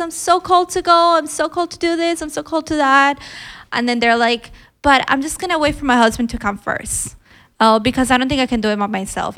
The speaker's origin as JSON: {"language": "English", "country": "Colombia", "said": "I'm just from Colombia"}